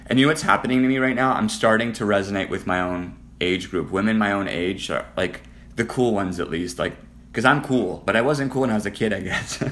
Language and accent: English; Canada; moved away; also born or lived in Las Vegas; I'm Canadian